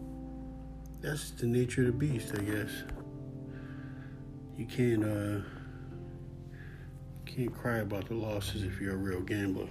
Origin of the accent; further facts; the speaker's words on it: Philadelphia, Pennsylvania, United States; I'm from Philly, Philadelphia, West Philadelphia